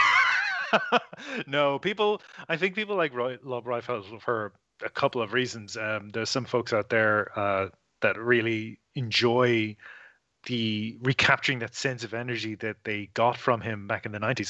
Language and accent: English; Ireland; now in Australia; I am not from here. I'm from Ireland.